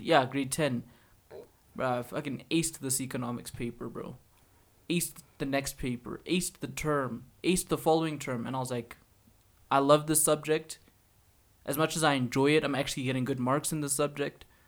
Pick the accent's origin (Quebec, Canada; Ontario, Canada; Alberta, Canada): Alberta, Canada; we come from Albertans